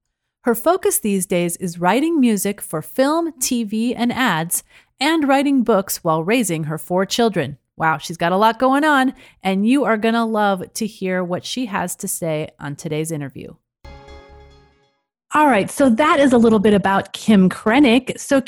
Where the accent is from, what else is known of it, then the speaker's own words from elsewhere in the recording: Modesto, California, United States; I grew up in Modesto, which is probably about 30 minutes away from where she lives.